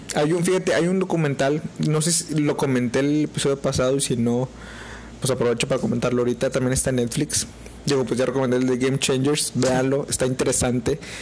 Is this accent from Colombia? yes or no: no; Mexico